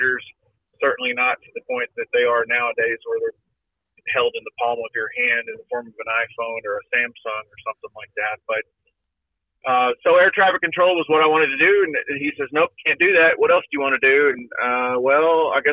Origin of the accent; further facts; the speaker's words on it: Duncanville, Texas, United States; moved away as an adult; grow up in a decent community, a suburb of Dallas called Duncanville.